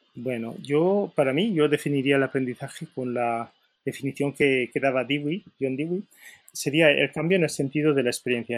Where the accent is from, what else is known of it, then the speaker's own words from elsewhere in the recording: Valencia, Valencian Community, Spain; soy de Valencia